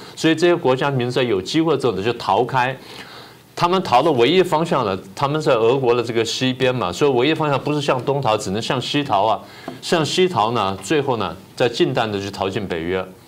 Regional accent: Taiwan; 台湾如果不买武器的话，中共就不打我们吗

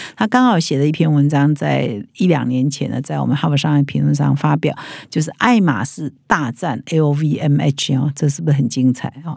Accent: Taiwan; 其实对我们台湾人

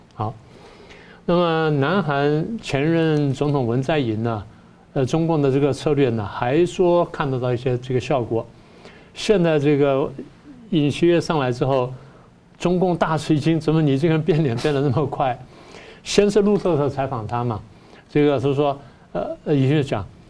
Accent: Taiwan; 我们台湾人

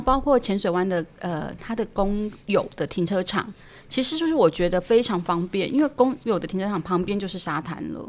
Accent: Pingtung County, Taiwan; moved away; 我自己是屏东出生的小孩嘛

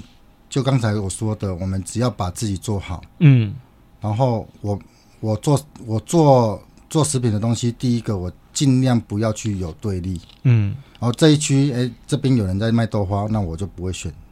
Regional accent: Taiwan; 我觉得我们台湾人最大的一个要改变的观念哈

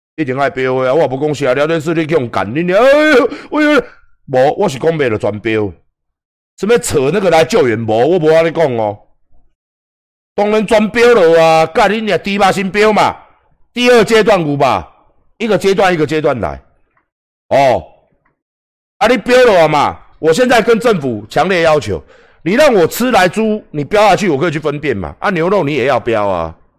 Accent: Taiwan; 我们台湾人民

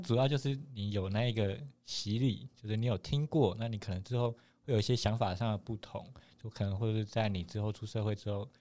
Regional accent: Taipei, Taiwan; 我是台北人啊

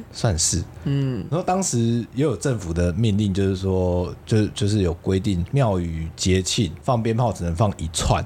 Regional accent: Kaohsiung, Taiwan; moved away; also born or lived in Tainan; 身为高雄人的话，我真的算耐热

